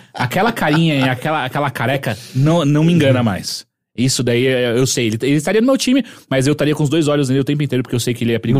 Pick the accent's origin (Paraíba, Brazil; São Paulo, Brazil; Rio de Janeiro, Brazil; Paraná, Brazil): São Paulo, Brazil; Atibaia; eu andei de bicicleta a minha vida inteira quando era moleque em Atibaia